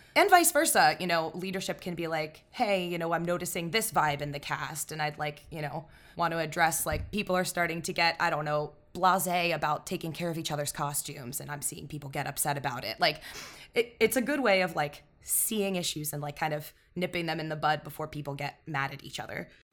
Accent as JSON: {"language": "English", "town": "Pittsburgh", "region": "Pennsylvania", "country": "United States", "said": "I'm from Pittsburgh. I'm gonna call it pop"}